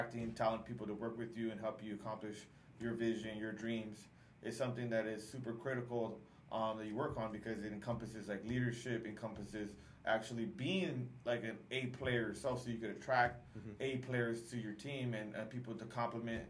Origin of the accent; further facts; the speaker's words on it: Southern California, United States; I grew up in Southern California